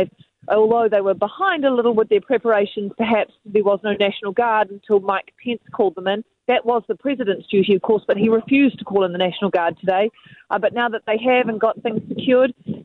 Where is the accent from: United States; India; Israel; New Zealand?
New Zealand; as a New Zealander